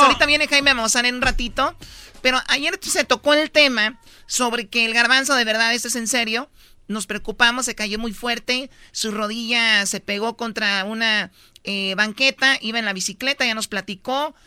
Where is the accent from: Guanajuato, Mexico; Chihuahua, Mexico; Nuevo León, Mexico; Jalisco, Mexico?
Jalisco, Mexico; now in Mexico City, Mexico; somos de Jalisco